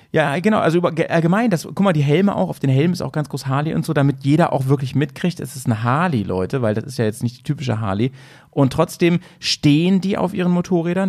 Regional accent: Germany; bei uns in Deutschland

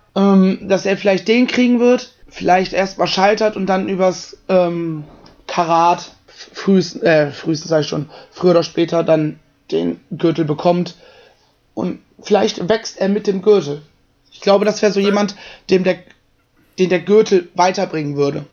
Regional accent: Germany; Ich bin froh, in Deutschland geboren und zu sein und hier zu leben

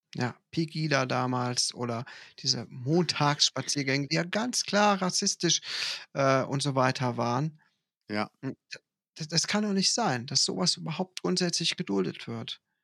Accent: Ruppichteroth, North Rhine-Westphalia, Germany; bei uns in Ruppichteroth gibt es das traditionelle, sehr, sehr, sehr lustige Winterfest

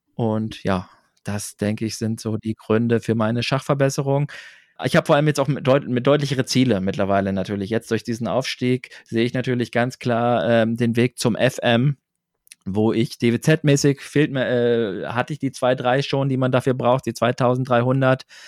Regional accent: Braunschweig area, Lower Saxony, Germany; ich bin auf dem Dorf aufgewachsen, im Großraum Braunschweig

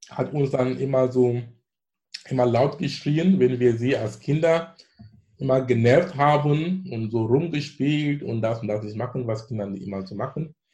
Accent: northwest Germany, Germany; Ich war dann in dem Teil, wo ich komme aus dem Teil mit englischer Besatzung

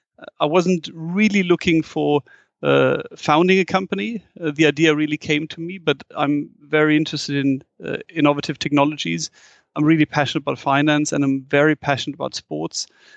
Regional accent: Frankfurt, Hesse, Germany; English is a second language; I'm born and raised in Frankfurt, and Frankfurt is one of the few European cities with a big skyline.

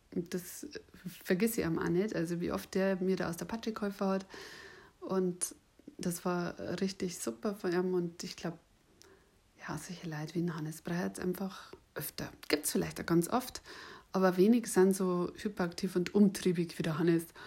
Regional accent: Bavaria, Germany; accent: Bavarian; ich habe einen bayerischen Akzent

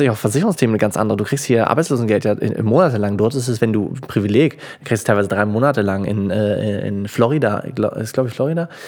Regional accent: Germany; dadurch, dass wir als Deutsche so sparsam sind, überholen wir die schlechte Geldanlage

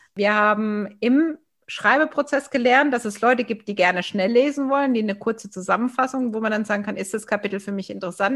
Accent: Baden-Württemberg, Germany; also born or lived in Villingen-Schwenningen; als Badenerin

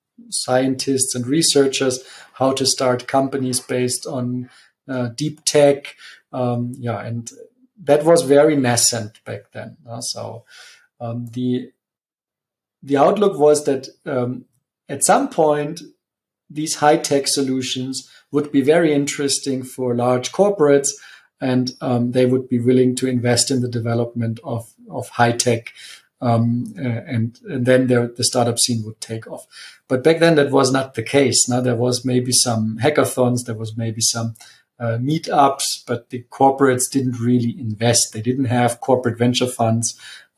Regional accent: Munich, Bavaria, Germany; moved away as an adult; also born or lived in Italy; I am from Munich and I'm also back in Munich.

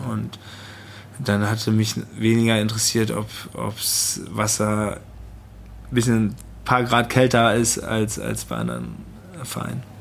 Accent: North Rhine-Westphalia, Germany; Ich komme aus der Region, habe eine eine relativ gute Vita im Sport und Preußen Münster war gerade abgestiegen

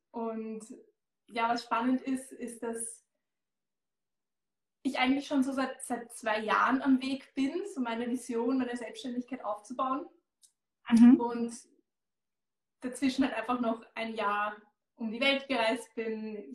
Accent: Austria; Ich komme aus Österreich, wie man hört. Ich habe mein Unternehmen in Baden bei Wien.

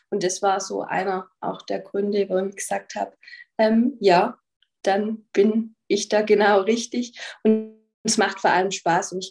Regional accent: Baden-Württemberg, Germany; also ich bin aus dem Nordschwarzwald

